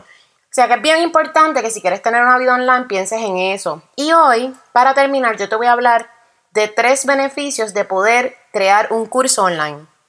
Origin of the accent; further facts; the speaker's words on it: Puerto Rico; now in United States; somos boricuas, somos puertorriqueños